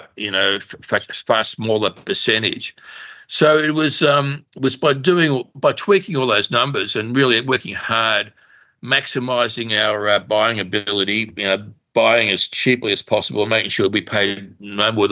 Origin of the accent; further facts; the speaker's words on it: Australia; also born or lived in Russia / Paris; We came to Australia when I was 2 years old, penniless.